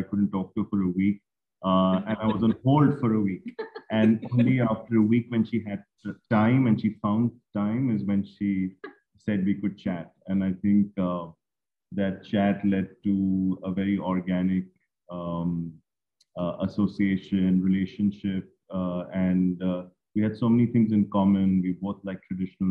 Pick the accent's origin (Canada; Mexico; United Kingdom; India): India; Mumbai, Maharashtra; I'm from Bombay